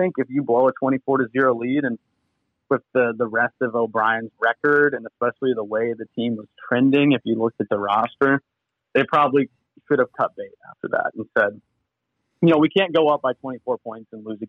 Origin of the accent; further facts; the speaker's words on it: Atlanta, Georgia, United States; also born or lived in Houston, Texas, United States; I was born in Houston, but I've lived in a lot of places. My parents are both ministers. So I actually ended up growing up more so in Atlanta than Houston, but I was born there.